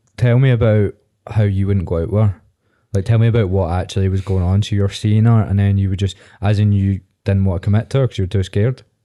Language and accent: English; Viewpark, Scotland, United Kingdom; I'm from View Park, but that's not any better.